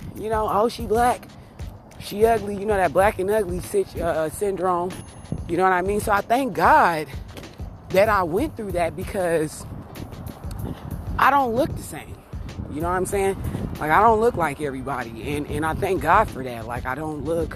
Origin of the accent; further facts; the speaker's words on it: Las Vegas, Nevada, United States; I'm from Las Vegas, Nevada